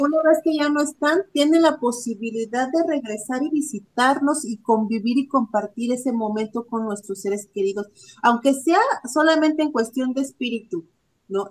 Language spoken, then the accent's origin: Spanish; Guerrero, Mexico; yo que soy del estado de Guerrero